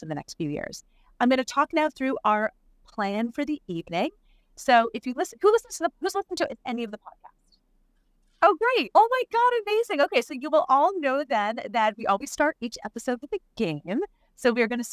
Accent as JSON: {"language": "English", "country": "Canada", "moved": "yes", "said": "I'm Canadian"}